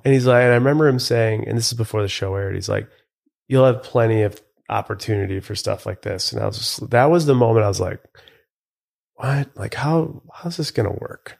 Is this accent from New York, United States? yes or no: yes; Buffalo, New York, United States; I grew up in Buffalo, New York